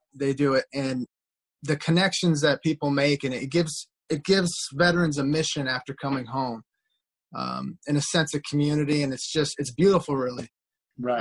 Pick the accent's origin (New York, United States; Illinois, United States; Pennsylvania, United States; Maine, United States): Maine, United States; Dixfield; moved away as an adult; also born or lived in New Hampshire; I grew up in Dixfield, Maine, uh, near Rumford, Mexico, Sunday River, that area.